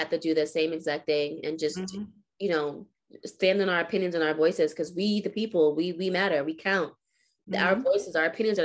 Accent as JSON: {"language": "English", "country": "United States", "said": "we, as American people"}